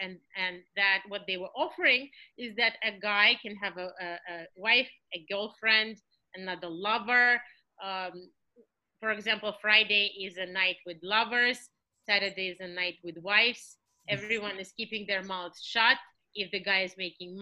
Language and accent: English; Russia; moved away; I was raised in Soviet Russia